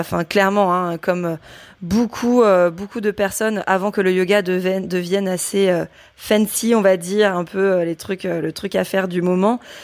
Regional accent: Brittany, France; also born or lived in Rennes / Les Sables-d'Olonne; now in Nantes, France; je suis bretonne

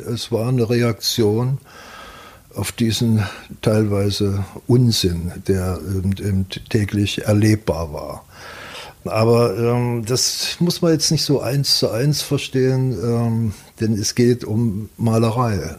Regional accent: Leipzig, Saxony, Germany; moved away; wenn ich in Leipzig bin, äh, das hat mich geprägt äh, bis heute. Wenn, dann ist das Heimat.

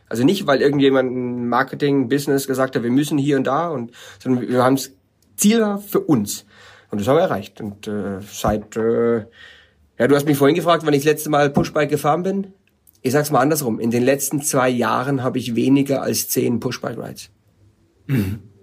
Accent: Germany; moved away as an adult; also born or lived in California; bin als Deutscher rübergezogen nach äh, Kalifornien

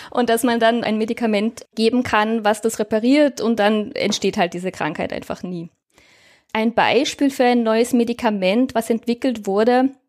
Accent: Germany; now in Austria; Also ich lebe seit mittlerweile über zehn Jahren in Österreich. Ich komme ursprünglich aus Deutschland, wie man eventuell an meinem Dialekt erkennen kann. Auch wenn äh, die Deutschen alle glauben, ich bin aus Österreich.

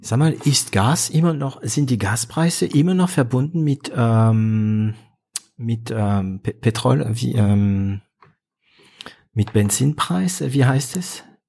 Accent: northern France, France; German is a second language; moved away; ich komme aus Nordfrankreich. Ist eine Region, wo, ähm, also es ist eine Region, die in der 70er Jahre richtig runterging, weil man, das ist die Region Kohle

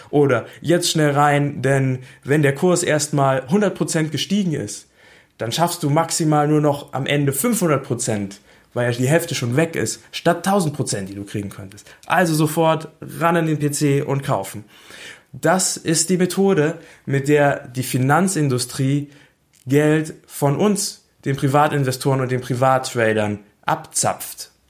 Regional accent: Berlin, Germany; Ich ähm, komme aus Berlin, ich bin in Berlin geboren und ich wohne immer noch in Berlin.

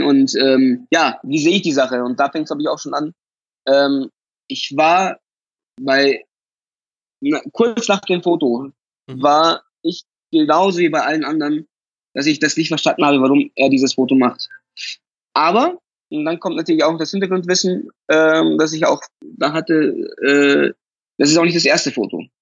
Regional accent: Munich, Bavaria, Germany; ich bin in München geboren, ich bin in München aufgewachsen, alles hier

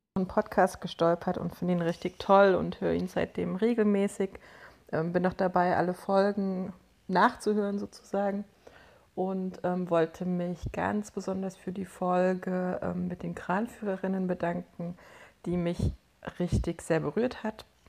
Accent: Saxony, Germany; now in Cologne, Germany; Ich bin 84 geboren in Sachsen.

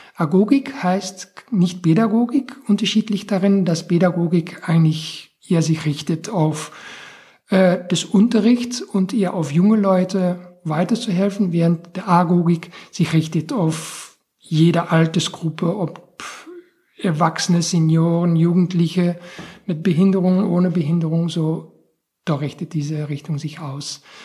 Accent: Belgian coast near the French border, Flanders, Belgium; moved away; von der Region, wo ich aufgewachsen bin, das ist ähm, Grenze Frankreich, am Meer sehr touristisch

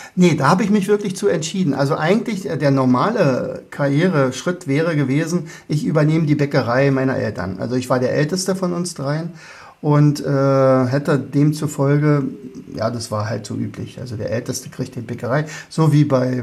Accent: Oderberg, Brandenburg, Germany; Geburtsort ist Oderberg. Oderberg liegt in Brandenburg und ich bin ja auch wirklich in Brandenburg geblieben. Äh, bis heute.

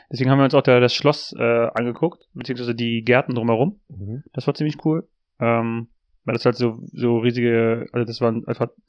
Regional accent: Trentino-Alto Adige, Italy; also Südtirol ist ja in, im Norden von Italien, mhm. aber es ist halt, es ist eine deutschsprachige äh, Region

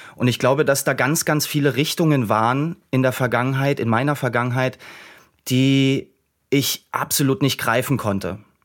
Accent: Dresden area, Saxony, Germany; ich bin in, in dem Raum Dresden groß geworden

